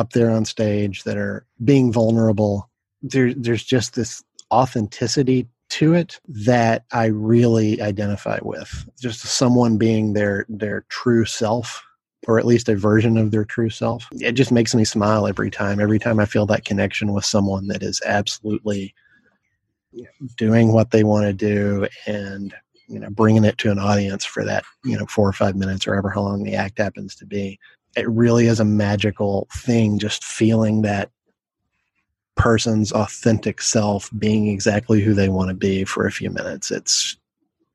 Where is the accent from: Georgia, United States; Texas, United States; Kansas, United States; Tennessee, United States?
Tennessee, United States; Knoxville; moved away; I am originally from Knoxville, Tennessee